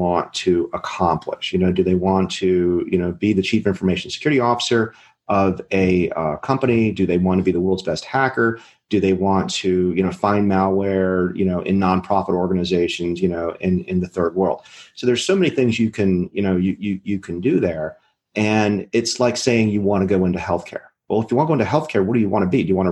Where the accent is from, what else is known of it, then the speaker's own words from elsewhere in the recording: Maryland, United States; I'm from Maryland.